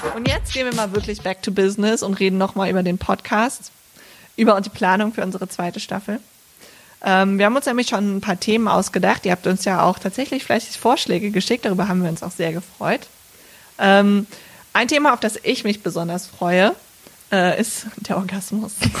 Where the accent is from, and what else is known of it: Bergisch Gladbach, North Rhine-Westphalia, Germany; born or raised there